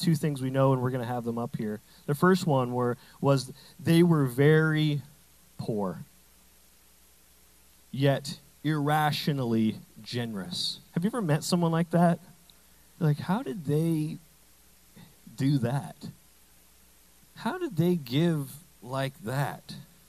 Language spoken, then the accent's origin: English; Canada; I say bag weird because I'm Canadian partially.